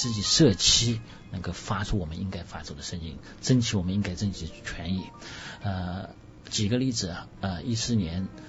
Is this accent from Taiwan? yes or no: no; China; now in Sydney, Australia; 十八年是我们中国人一点一点开始，中国社团搞搞起来的。